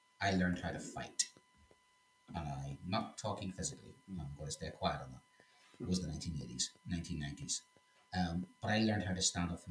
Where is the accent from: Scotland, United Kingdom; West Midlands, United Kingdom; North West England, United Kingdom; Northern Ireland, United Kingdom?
Northern Ireland, United Kingdom; accent: Northern Irish; do I speak French with a Northern Irish accent?